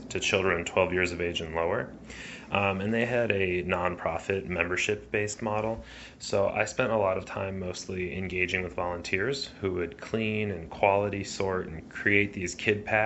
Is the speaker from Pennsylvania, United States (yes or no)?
no; Chicago, Illinois, United States; Growing up in Chicago, I grew up on the northwest side of the city in Lincoln Square